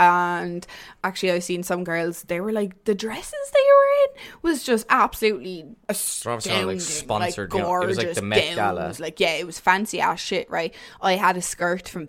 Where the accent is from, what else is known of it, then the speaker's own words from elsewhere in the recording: Waterford, Munster, Ireland; I'm from Waterford